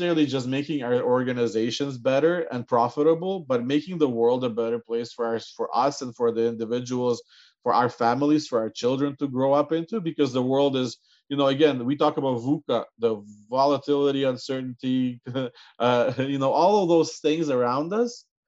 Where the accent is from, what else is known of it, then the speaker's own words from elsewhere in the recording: Canada; growing up in Canada, the view of CI has been different